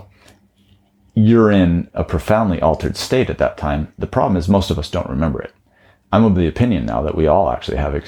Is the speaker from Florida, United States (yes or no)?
no; Taos, New Mexico, United States; I grew up in Taos, New Mexico